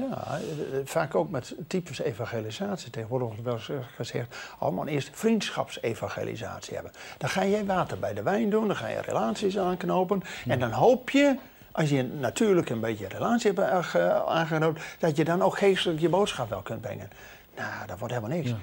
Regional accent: Netherlands; wij als Nederlanders

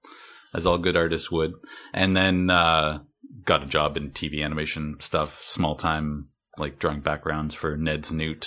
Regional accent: Port Elgin, Ontario, Canada; A small town called Port Elgin. It's okay. On a cottage country up on Lake Huron.

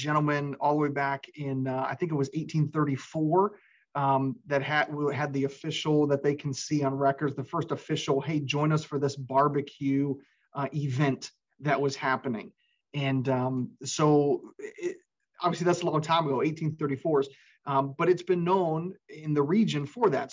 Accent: Florida, United States; moved away as an adult; now in Owensboro, United States; I was actually spent most of my life down in Florida. And I've been up here in Owensboro, Western Kentucky for a little over 11 years now

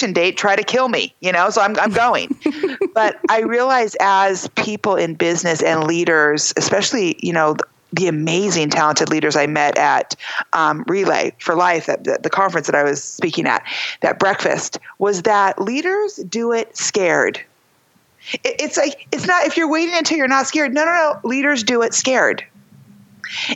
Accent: United States; I'm from America

